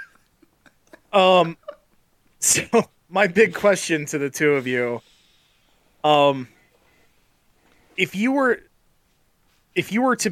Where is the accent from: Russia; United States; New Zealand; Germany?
United States; Midwest; born or raised there